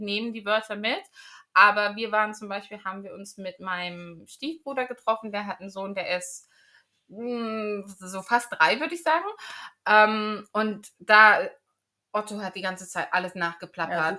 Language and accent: German; Magdeburg, Saxony-Anhalt, Germany; moved away as an adult; now in United Kingdom; ich bin auf dem Dorf aufgewachsen, aber dann meine Jugendzeit war in Magdeburg